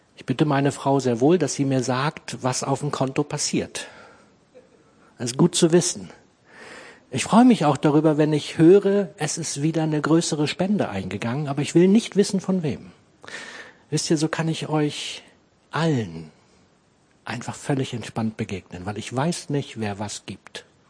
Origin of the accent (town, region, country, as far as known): Clausthal-Zellerfeld, Lower Saxony, Germany; born or raised there